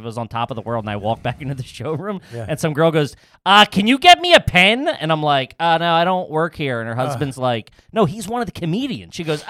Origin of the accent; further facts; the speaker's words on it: Bensalem, Pennsylvania, United States; accent: Philly; I'm from Ben Salem.